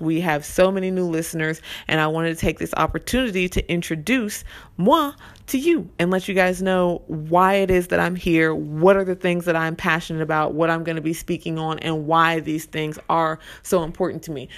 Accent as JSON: {"language": "English", "town": "Arkansas City", "region": "Kansas", "country": "United States", "tie": "born or raised there", "said": "I was born and raised in Arc City, Kansas"}